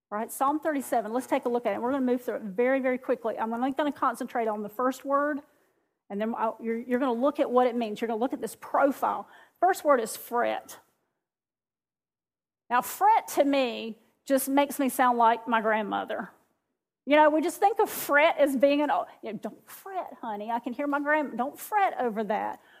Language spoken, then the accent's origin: English; the South, United States; Well, when I got to here, which I'm from the South, you can't tell, can you? I'm from the South, but when I moved to this South South